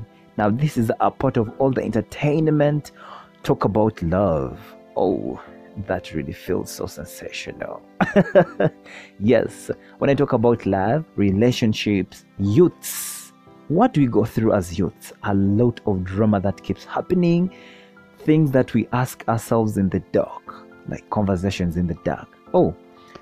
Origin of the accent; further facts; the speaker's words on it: Uganda; I am from the Pearl of Africa, Uganda